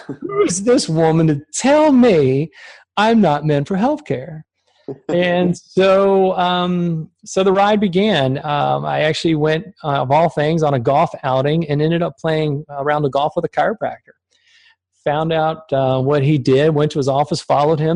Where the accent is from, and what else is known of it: Richmond, Virginia, United States; born or raised there; also born or lived in Germany